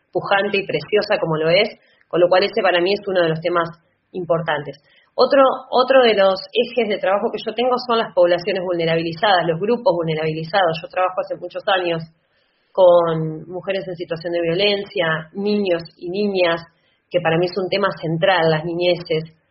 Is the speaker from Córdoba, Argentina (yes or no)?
no; La Plata, Buenos Aires Province, Argentina; la ciudad de La Plata, que es el espacio que yo transito de toda mi vida, porque soy platense.